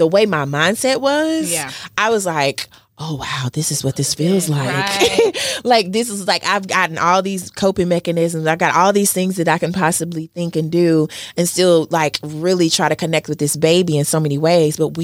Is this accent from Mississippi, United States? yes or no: yes; Mississippi, United States; I'm from Mississippi